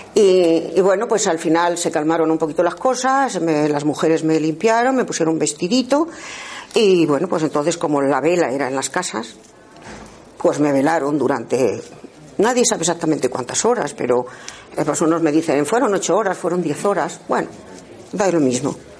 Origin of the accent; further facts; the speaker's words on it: Castile and León, Spain; nací en un pueblo pequeñito de la provincia de Ávila